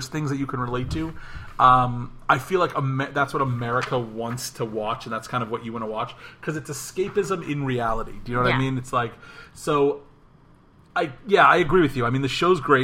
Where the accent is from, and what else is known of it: St. Louis, Missouri, United States; born or raised there